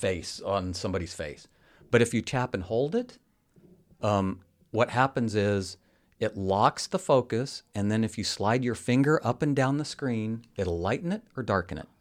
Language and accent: English; Colorado, United States; also born or lived in San Diego / Los Angeles / Dallas; now in Michigan, United States; I was born in Colorado, and there was a reason I moved